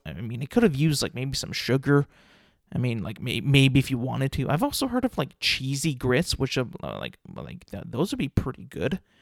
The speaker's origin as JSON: {"language": "English", "region": "California", "country": "United States", "said": "I'm from California"}